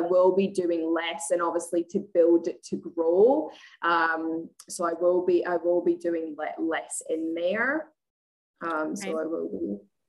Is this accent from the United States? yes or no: no; Scotland, United Kingdom; moved away as an adult; now in Australia; I'm originally from Scotland, but I live in Australia. I've been here for eight and a half years.